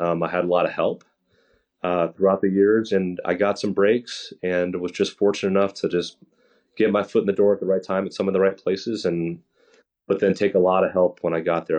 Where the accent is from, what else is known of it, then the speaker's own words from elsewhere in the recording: New Jersey, United States; I grew up playing baseball and hockey growing up in New Jersey